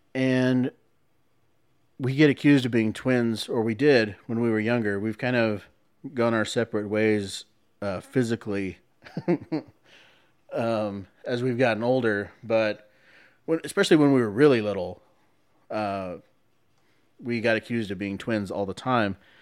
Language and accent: English; San Antonio, Texas, United States; I was born in San Antonio.